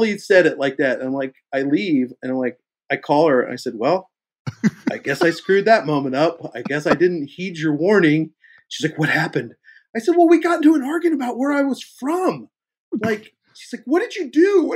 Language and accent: English; Kansas City, United States; I'm from Kansas City